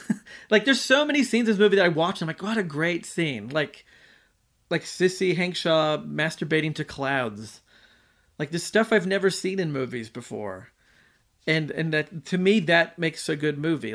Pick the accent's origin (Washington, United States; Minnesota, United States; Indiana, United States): Washington, United States; Olympia; I'm from Olympia